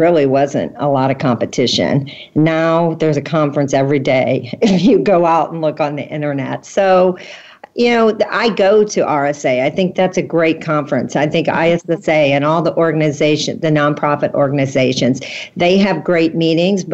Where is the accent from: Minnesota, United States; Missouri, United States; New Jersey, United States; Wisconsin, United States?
Missouri, United States; St. Louis; I'm from St. Louis. I'm not from a big city